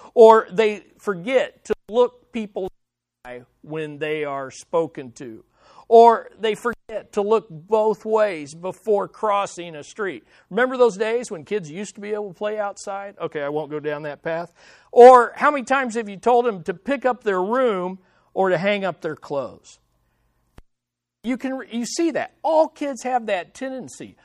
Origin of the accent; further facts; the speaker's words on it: Kansas City, Missouri, United States; In our house that I grew up in here in Kansas City